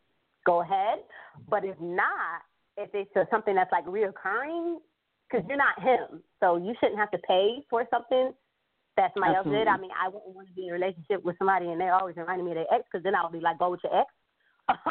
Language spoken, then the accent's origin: English; Rochester, New York, United States; a community organization I created for young girls in my hometown, which I live in Rochester, New York